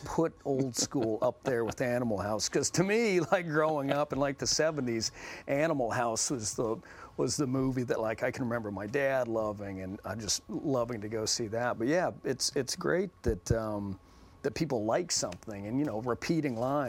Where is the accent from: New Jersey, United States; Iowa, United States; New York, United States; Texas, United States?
Texas, United States; I'm from Texas.